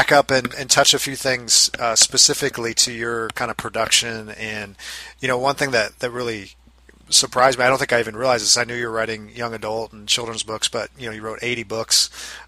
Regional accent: United States; I'm from America

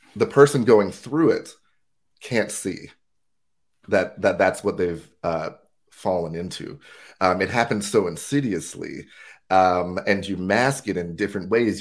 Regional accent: United States; moved away as an adult; now in Durham, United Kingdom; born and raised in the States

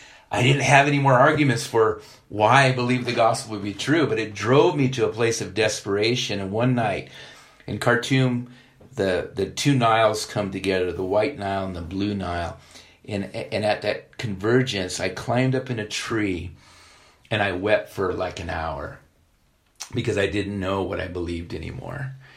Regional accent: Ethiopia; moved away; I grew up in Ethiopia. My parents were missionaries.

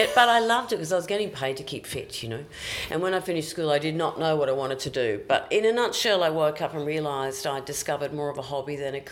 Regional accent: Queensland, Australia; you can always take the girl out of Queensland. You can never take Queensland out

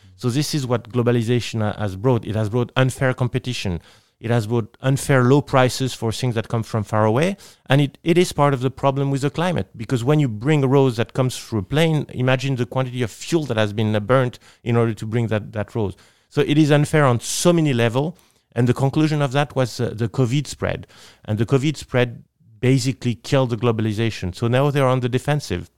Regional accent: Nice, Provence-Alpes-Côte d'Azur, France; English is a second language; I am from Nice, which is in southeast of France

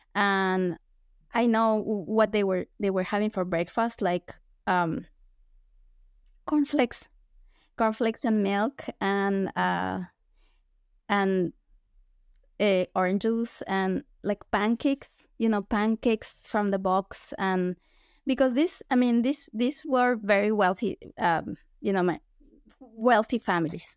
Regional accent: Quito, Pichincha, Ecuador; moved away as an adult; also born or lived in Illinois, United States; now in United States; I'm from Ecuador

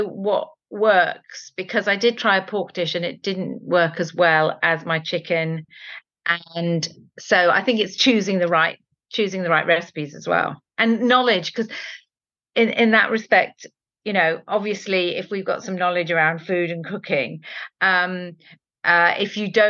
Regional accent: Spain; born there; Fabada, which is something that I have loved since I was born in Spain.

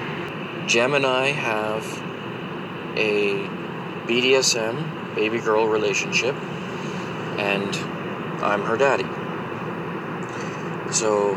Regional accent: Alberta, Canada; I'm from Alberta, Canada.

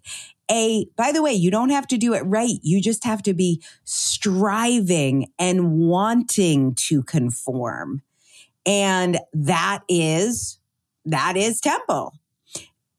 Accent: United States; growing up in Connecticut, New Jersey, New York

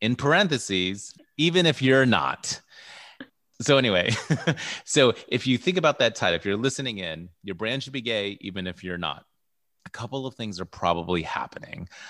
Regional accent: United States; I identify as American-born, Filipino, and Guamanian.

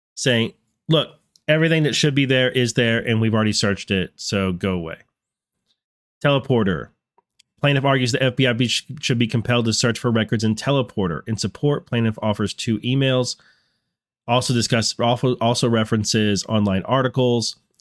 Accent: North Texas, United States; now in Virginia, United States; growing up in North Texas

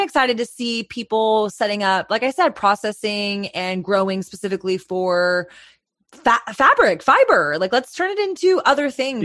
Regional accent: Texas, United States; as a Texan

